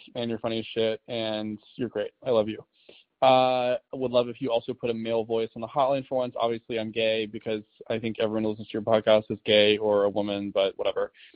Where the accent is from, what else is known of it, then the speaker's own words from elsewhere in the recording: Alabama, United States; now in New York City, United States; I'm from the South. I'm from Alabama